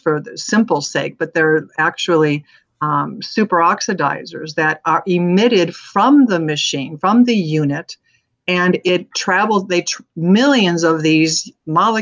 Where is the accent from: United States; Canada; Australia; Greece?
United States; Arizona; I'm from Arizona